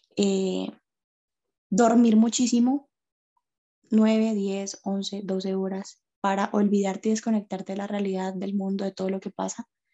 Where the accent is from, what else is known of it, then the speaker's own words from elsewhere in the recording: Cali, Valle del Cauca, Colombia; soy de la ciudad de Cali, Colombia